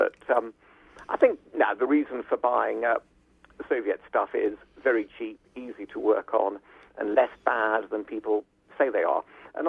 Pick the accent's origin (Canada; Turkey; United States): Turkey; Well, because I was brought up in Turkey, the family first car was a Mercedes 300 Adenauer, if that's the right pronunciation.